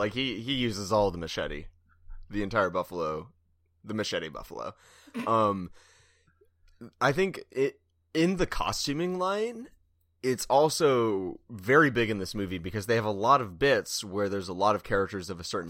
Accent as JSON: {"language": "English", "region": "California", "country": "United States", "lives_now": "Bay Area, United States", "said": "I'm from Southern California. It was great down there, like the very brown beans. And then I'm in the Bay Area"}